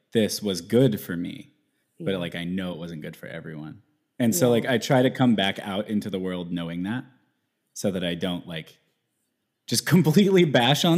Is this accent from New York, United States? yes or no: no; Houston, Texas, United States; moved away as an adult; also born or lived in Dallas, Texas; now in Seattle, United States; I was born in Houston, Texas